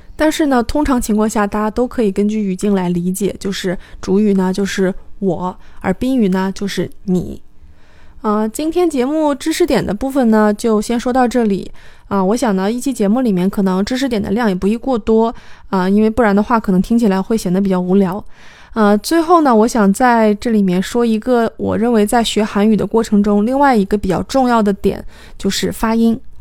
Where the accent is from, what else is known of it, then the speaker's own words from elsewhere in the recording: China; 对于我们中国人来说